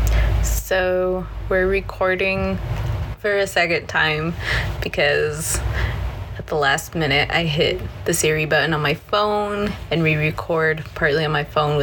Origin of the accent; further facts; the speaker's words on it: Utah, United States; I was born in Utah